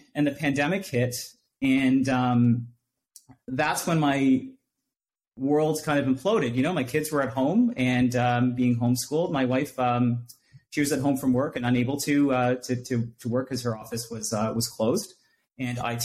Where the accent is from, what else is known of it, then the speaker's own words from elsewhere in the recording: Durham Region, Ontario, Canada; I was born and raised in Durham region